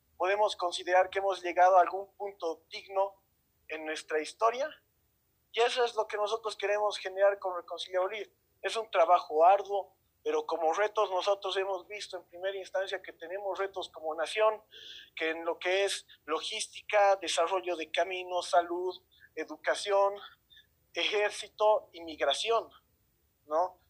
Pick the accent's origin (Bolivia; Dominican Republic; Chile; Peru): Bolivia; como sociedad boliviana